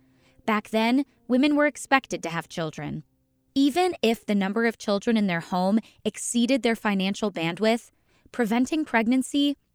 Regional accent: Ohio, United States; my home state of Ohio

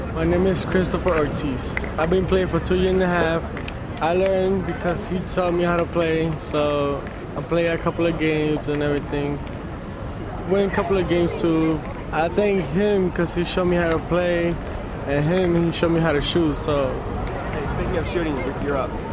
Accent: France; now in New York, United States; I'm French

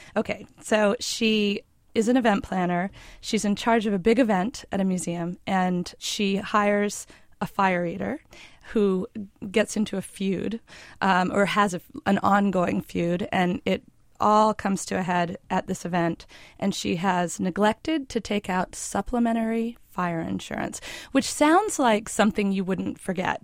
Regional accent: Maine, United States; also born or lived in New York City; now in Montclair, United States; I grew up in Maine

